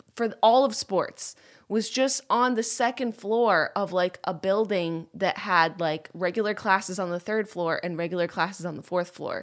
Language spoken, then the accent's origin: English; Rochester, New York, United States; moved away as an adult; also born or lived in Boston; I grew up in Rochester, New York